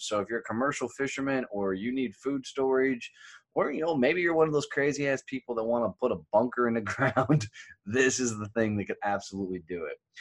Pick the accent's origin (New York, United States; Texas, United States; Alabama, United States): Texas, United States; I'm like the country boy from Texas